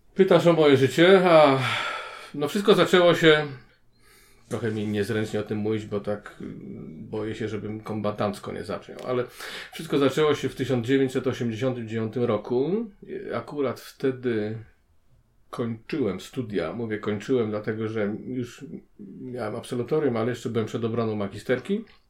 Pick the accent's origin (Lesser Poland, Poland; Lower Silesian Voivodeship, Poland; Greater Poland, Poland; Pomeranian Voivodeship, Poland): Pomeranian Voivodeship, Poland; Gdańsk; now in Kraków, Poland; Jestem rodowitym gdańszczaninem, mieszkającym na stałe w Krakowie.